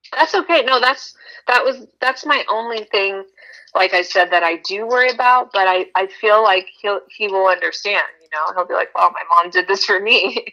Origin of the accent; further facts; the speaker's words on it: Texas, United States; moved away; also born or lived in Las Vegas / Thailand; I was originally from Texas